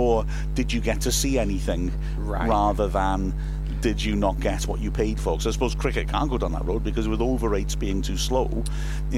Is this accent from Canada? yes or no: no; Wales, United Kingdom